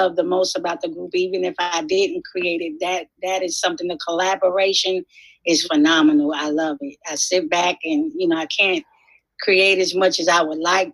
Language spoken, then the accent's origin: English; New York City, New York, United States; I'm from Brooklyn, New York